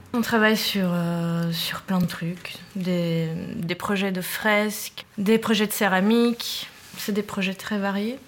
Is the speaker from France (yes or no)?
no; Naples, Campania, Italy; now in Belgium; je viens de Naples